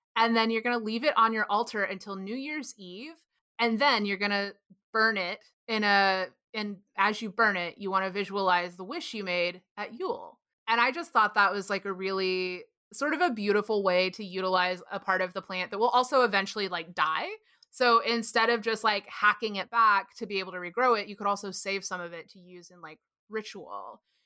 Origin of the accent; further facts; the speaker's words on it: Texas, United States; I grew up in Texas